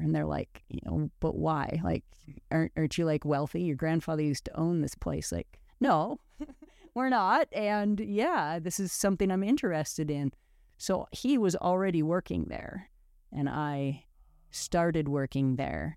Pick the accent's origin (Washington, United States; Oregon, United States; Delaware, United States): Oregon, United States; Oregon coast near Neskowin, United States; I grew up on the Oregon coast near Nesco in.